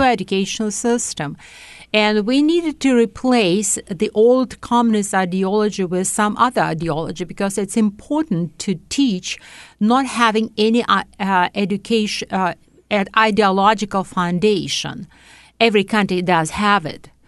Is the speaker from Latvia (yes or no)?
yes; Riga, Latvia; English is a second language; moved away as an adult; also born or lived in Uzbekistan / Moscow, Russia; now in Canada; I was born in Central Asian Republic, or right now is a country, Uzbekistan. Then, uh, when I was eight years old, we moved to Latvia, and I graduate school in Latvia-Riga